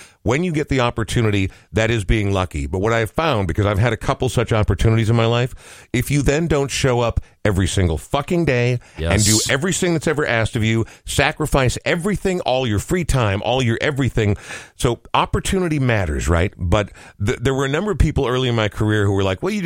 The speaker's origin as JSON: {"language": "English", "town": "Coon Rapids", "region": "Minnesota", "country": "United States", "tie": "born or raised there", "also_born_or_lived": "Portland, Oregon", "said": "my parents moved here when I was like two"}